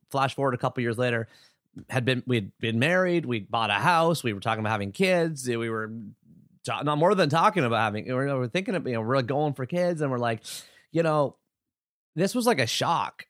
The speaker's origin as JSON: {"language": "English", "town": "Oshawa", "region": "Ontario", "country": "Canada", "tie": "born or raised there", "said": "I was born September seventeenth, seventy-nine, Oshawa, Ontario, Canada"}